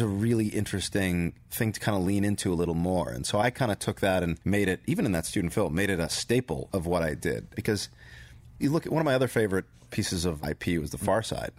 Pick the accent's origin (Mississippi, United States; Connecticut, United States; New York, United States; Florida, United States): Connecticut, United States; Kent; I was born in Kent, Connecticut